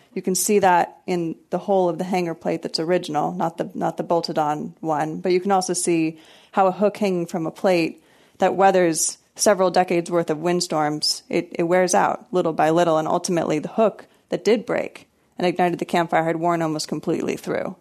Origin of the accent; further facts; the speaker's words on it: Maryland, United States; moved away as an adult; also born or lived in North Carolina / Texas; I grew up in Maryland